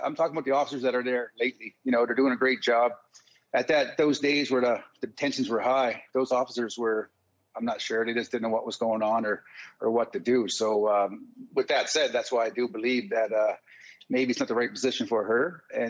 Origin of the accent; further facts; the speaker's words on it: Canada; And we're all Canadian, we're all equal, so treat everybody equal.